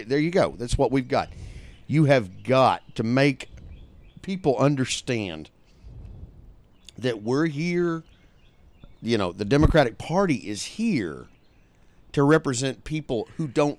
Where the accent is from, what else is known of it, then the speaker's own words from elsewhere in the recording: the South, United States; that dichotomy, which comes from being a Southerner